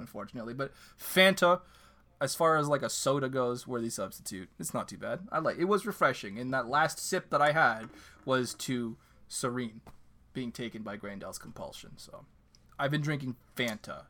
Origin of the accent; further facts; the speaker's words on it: Canada; My second language is French